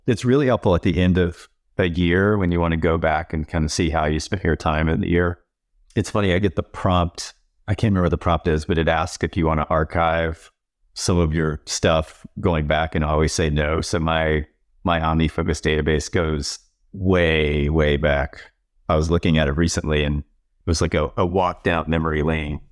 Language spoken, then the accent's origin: English; North Carolina, United States; moved away as an adult; now in New York, United States; I grew up in North Carolina. I'm a dyed in the wool Southerner.